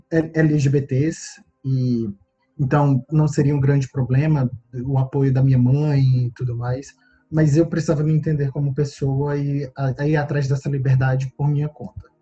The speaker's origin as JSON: {"language": "Portuguese", "region": "Northeast Region", "country": "Brazil", "accent": "nordestino", "moved": "yes", "lives_now": "Canada", "said": "não ser selecionado por ser nordestino por causa do meu sotaque. E eu sempre tive um desejo de morar fora do Brasil. Apesar de ter orgulho de ser brasileiro"}